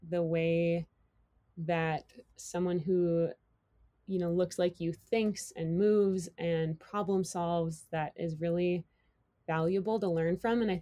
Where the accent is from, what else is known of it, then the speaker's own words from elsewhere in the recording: Madison, Wisconsin, United States; now in Driggs, United States; Um, I grew up in Madison, Wisconsin. It's a little Midwest gal from tiny ski hills, and now I live out in Driggs, Idaho.